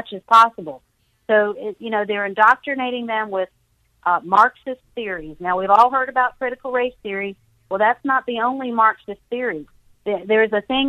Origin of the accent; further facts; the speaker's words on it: the South, United States; I'm from the South, so that's what we say down here